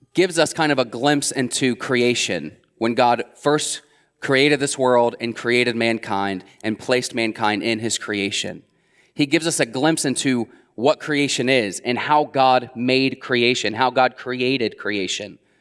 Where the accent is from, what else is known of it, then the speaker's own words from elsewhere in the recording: Middletown, Ohio, United States; I would be born and raised in Middletown, Ohio